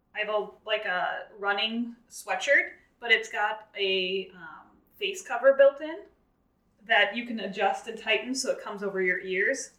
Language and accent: English; Wisconsin, United States; now in Minnesota, United States; I grew up in Wisconsin and live here in Minnesota